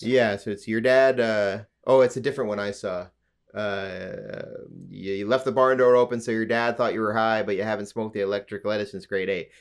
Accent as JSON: {"language": "English", "region": "Alberta", "country": "Canada", "moved": "yes", "lives_now": "Ontario, Canada", "said": "I'm from Alberta. my family's lived in Alberta a long time."}